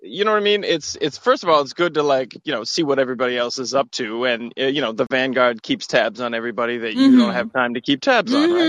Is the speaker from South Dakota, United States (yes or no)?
no; Massachusetts, United States; my home state of Massachusetts